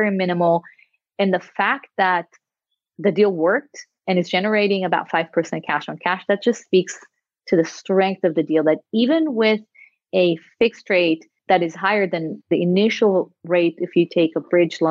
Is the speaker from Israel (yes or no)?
yes; Israel; moved away as an adult; now in United States; I'm originally from Israel